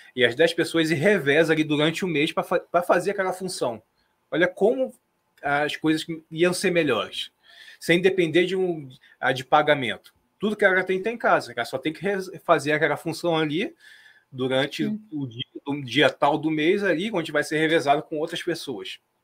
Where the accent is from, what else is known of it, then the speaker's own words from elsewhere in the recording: Brazil; nós como brasileiros